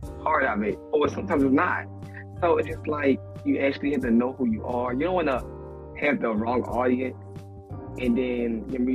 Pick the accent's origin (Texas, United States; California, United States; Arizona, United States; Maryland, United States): Maryland, United States; Baltimore; I'm from Baltimore